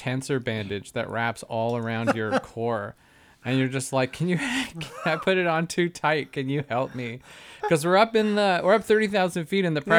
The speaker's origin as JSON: {"language": "English", "country": "Canada", "said": "Canadians do the same thing. We just do it with different accents."}